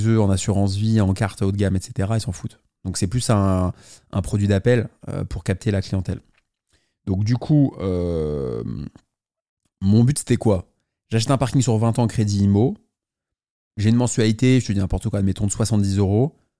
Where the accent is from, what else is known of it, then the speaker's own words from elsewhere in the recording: Paris, Île-de-France, France; je suis parisien